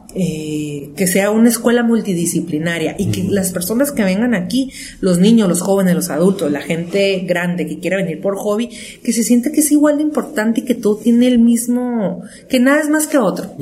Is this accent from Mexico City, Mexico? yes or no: no; Tijuana, Baja California, Mexico; somos tijuanenses de cuarta generación, o sea, amamos Tijuana